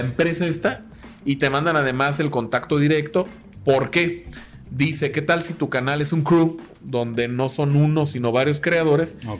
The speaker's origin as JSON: {"language": "Spanish", "country": "Mexico"}